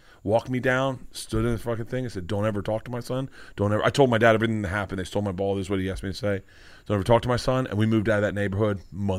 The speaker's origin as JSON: {"language": "English", "region": "Southern United States", "country": "United States", "tie": "born or raised there", "said": "I heard white people say it growing up in the South. I mean, all of us that grew up in the South heard it."}